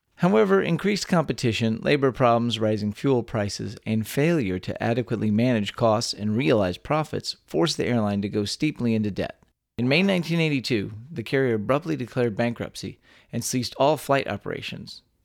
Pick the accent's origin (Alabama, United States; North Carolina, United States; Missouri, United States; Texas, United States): Texas, United States; born or raised there